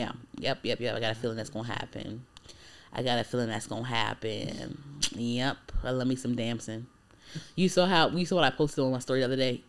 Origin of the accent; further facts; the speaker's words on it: United States; I'm American, but like I have Trinidadian roots